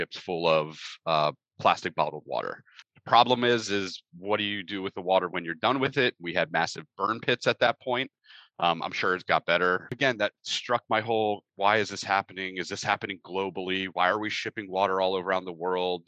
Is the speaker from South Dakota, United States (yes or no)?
no; Pennsylvania, United States; moved away as an adult; I grew up in Pennsylvania, typical childhood